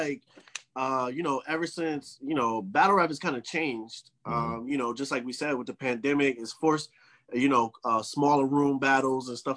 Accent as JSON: {"language": "English", "region": "New Jersey", "country": "United States", "said": "I'm from Jersey"}